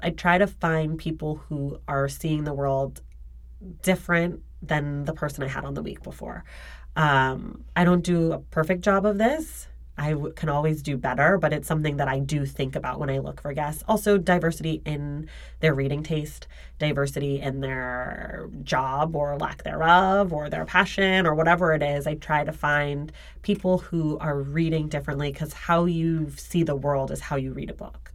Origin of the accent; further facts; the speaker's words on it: Oakland, California, United States; moved away as an adult; also born or lived in New York; now in Los Angeles, United States; I grew up in Oakland